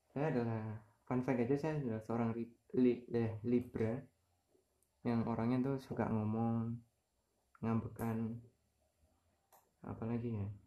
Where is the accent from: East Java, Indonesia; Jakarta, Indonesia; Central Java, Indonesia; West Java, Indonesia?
Central Java, Indonesia; Kudus; jadi saya TK besar udah mulai di Kudusnya TK Abad TK-nya di Kudus SD-nya di samping TK-nya itu SD Muhammadiyah itu Muhammadiyah satu